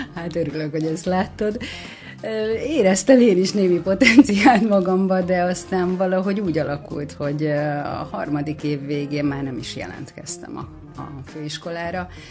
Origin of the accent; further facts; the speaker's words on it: Érd, Pest, Hungary; érdi vagyok